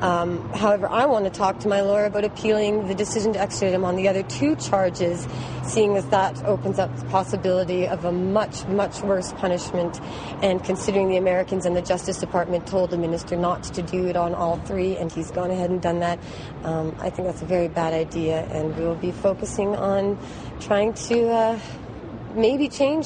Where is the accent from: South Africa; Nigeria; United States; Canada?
Canada; here in Canada